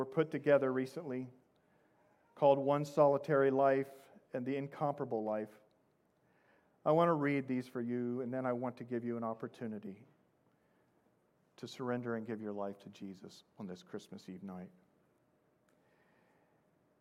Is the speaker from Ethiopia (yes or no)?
no; Midwest, United States; moved away; also born or lived in Indianapolis, Indiana; I come from the Midwest.